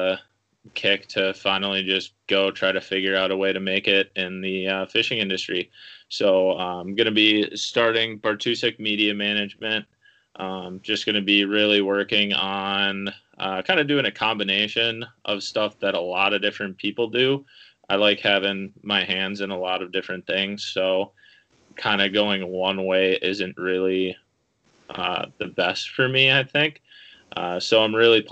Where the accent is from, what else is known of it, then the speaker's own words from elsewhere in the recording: New Prague, Minnesota, United States; now in Lakeville, United States; I'm from New Prague, Minnesota. Live in Lakeville, Minnesota now